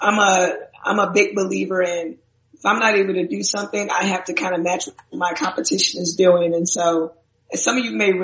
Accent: Minnesota, United States; I'm from Minnesota.

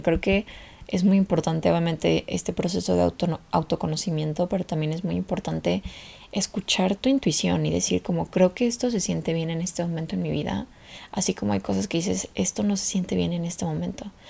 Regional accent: Mexico; moved away as an adult; la primera vez que me fui de México

